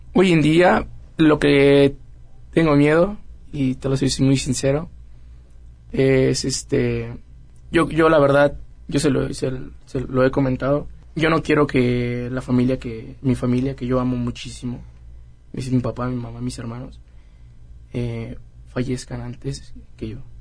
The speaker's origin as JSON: {"language": "Spanish", "region": "Querétaro", "country": "Mexico", "tie": "born or raised there", "said": "Nací en Querétaro."}